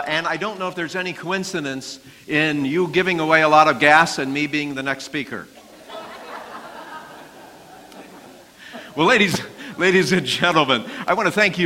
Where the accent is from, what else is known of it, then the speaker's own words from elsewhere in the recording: Baltimore, Maryland, United States; I'm from Baltimore